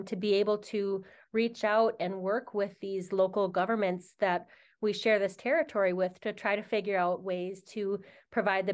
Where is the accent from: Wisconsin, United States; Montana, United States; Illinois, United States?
Wisconsin, United States; Oneida Reservation; I'm Oneida, and I grew up near Duck Creek that runs through the Oneida Reservation in Wisconsin.